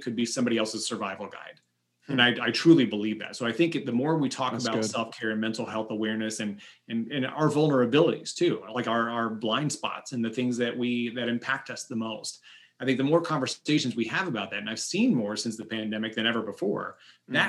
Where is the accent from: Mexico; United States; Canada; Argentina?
United States; Johnson County, Kansas; growing up in Johnson County, Kansas, we didn't have Black history.